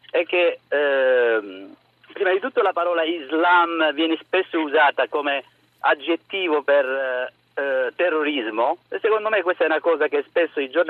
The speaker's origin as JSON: {"language": "Italian", "country": "Morocco", "moved": "yes", "lives_now": "Province of Foggia, Italy", "said": "io eh, vengo dal Marocco"}